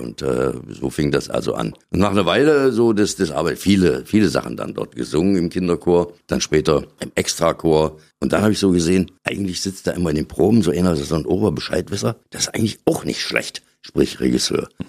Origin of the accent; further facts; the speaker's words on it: Bernburg, Saxony-Anhalt, Germany; in Bernburg, in meiner Geburtsstadt. Und dort habe ich so meine ersten Schritte gemacht